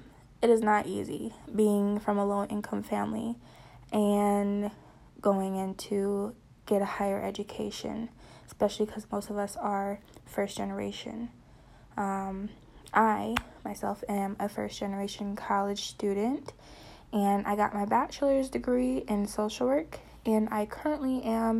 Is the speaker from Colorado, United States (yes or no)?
no; Wisconsin, United States; I am from Wisconsin